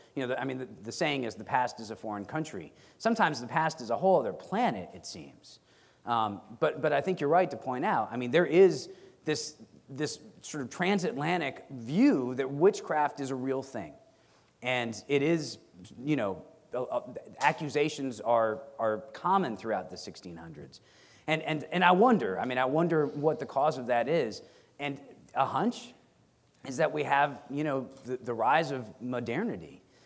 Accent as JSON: {"language": "English", "town": "Stratford", "region": "Connecticut", "country": "United States", "tie": "born or raised there", "said": "My hometown of Stratford, Connecticut"}